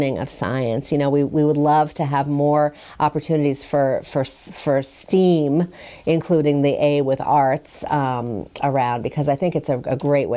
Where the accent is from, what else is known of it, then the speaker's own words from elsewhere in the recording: New York City, New York, United States; moved away; I'm from New York City